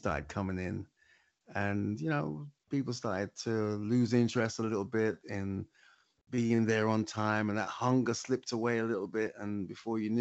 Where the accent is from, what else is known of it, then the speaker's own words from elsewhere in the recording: London, United Kingdom; moved away as an adult; now in Lewisham, London, United Kingdom; I'm from Hackney. I'm from the east side of London